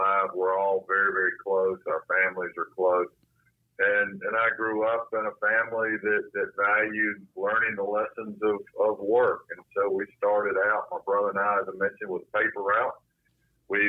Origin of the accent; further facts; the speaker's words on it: Salisbury, North Carolina, United States; I grew up in Salisbury, North Carolina.